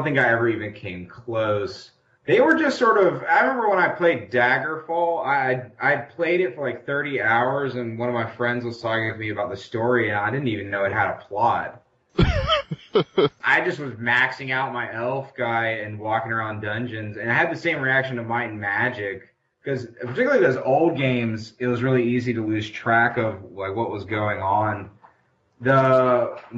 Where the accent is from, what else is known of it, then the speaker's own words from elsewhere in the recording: the South, United States; I'm a Southerner